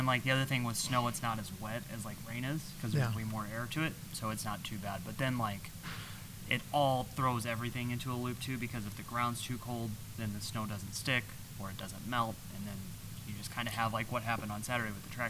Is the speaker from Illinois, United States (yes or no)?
yes; Illinois, United States; growing up in Illinois, it was terrible all the time.